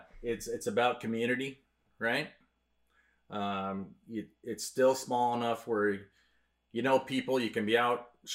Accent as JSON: {"language": "English", "town": "Wenatchee", "region": "Washington", "country": "United States", "tie": "born or raised there", "said": "when I grew up in Wenatchee, it was probably... Well, it wasn't probably. It was half the size it is now."}